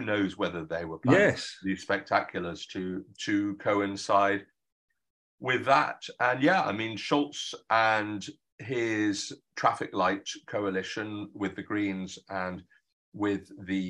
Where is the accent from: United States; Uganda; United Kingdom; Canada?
United Kingdom; Being a German as well as a Brit now